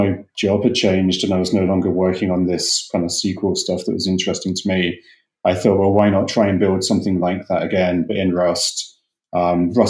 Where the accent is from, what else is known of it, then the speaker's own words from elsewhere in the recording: England, United Kingdom; moved away as an adult; also born or lived in London; now in United States; I'm from England originally.